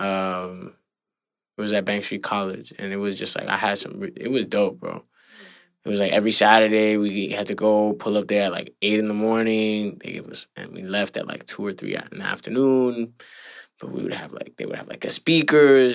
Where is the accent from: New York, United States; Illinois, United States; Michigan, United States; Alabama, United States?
New York, United States; me growing up in the Heights